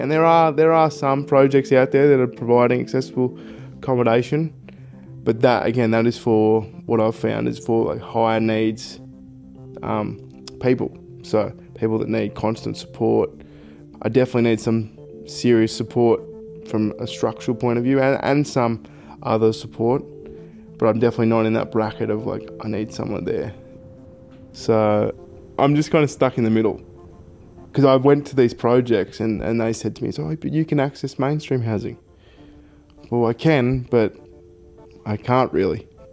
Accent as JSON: {"language": "English", "town": "Albury", "region": "New South Wales", "country": "Australia", "said": "I'm originally from Albury. People call it Smallbury"}